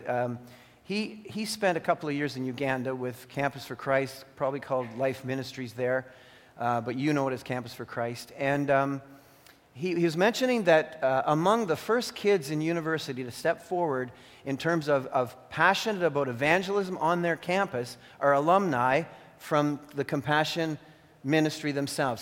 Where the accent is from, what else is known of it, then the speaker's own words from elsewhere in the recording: Canada; I became like a Canadian citizen because I was born here